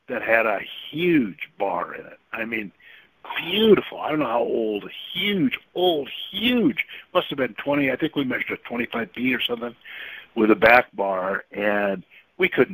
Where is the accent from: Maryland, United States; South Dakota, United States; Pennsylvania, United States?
South Dakota, United States; moved away; also born or lived in Malibu / California; I'm from South Dakota originally